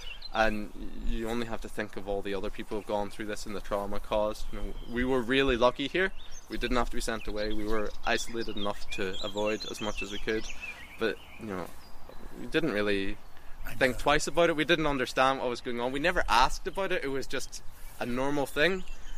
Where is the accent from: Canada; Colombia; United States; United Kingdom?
United Kingdom; Derry, Northern Ireland; I was born and raised in Derry, I've been completely sheltered from everything that's gone on here. You know, we're in our own little world here on the edge of the city. And, you know, I grew up in the gardens here.